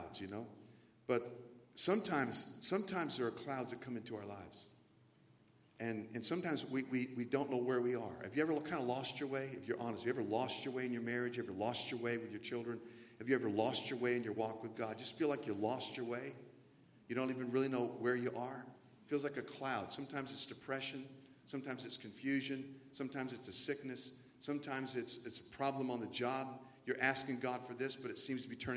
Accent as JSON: {"language": "English", "region": "the South", "country": "United States", "tie": "born or raised there", "said": "I grew up in the South mostly."}